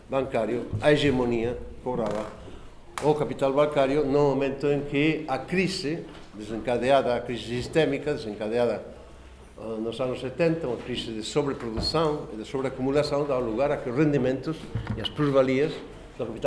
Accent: Galicia, Spain; accent: Galician

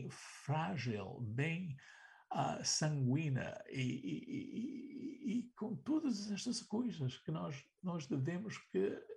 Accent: Portugal; nós, nós como portugueses, vivemos, sabes, numa... Em, num, numa, numa realidade binária.

